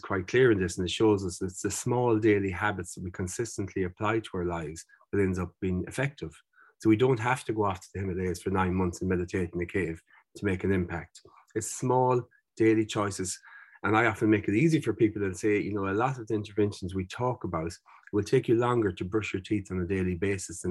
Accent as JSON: {"language": "English", "area": "Mayo", "region": "Connacht", "country": "Ireland", "tie": "born or raised there", "said": "I was growing up in Mayo"}